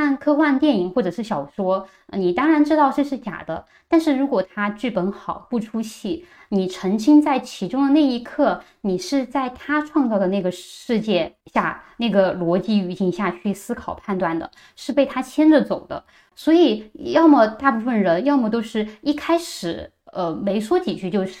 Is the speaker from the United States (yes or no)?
no; China; 从一开始说我非法入境北京，我一个中国人，中国护照，我进中国怎么就是非法入境了呢？